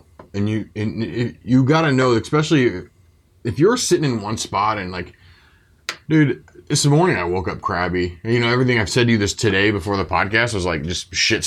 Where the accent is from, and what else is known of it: Belleville, Illinois, United States; born or raised there